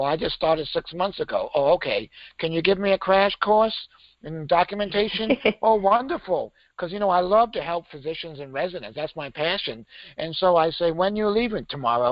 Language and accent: English; Maine, United States; I grew up in Maine, so we could get our learner's permit at 15.